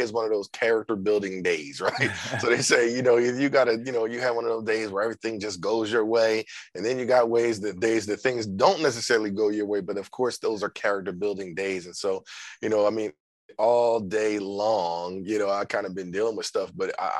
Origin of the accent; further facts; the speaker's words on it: Philadelphia, Pennsylvania, United States; I grew up in North Philly